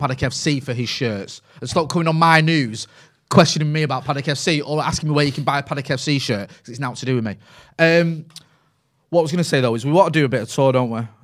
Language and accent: English; Greater Manchester, North West England, United Kingdom; accent: Mancunian; it's a little bit of a softer Mancunian accent. Mine's a little bit stronger now 'cause I grew up in Pine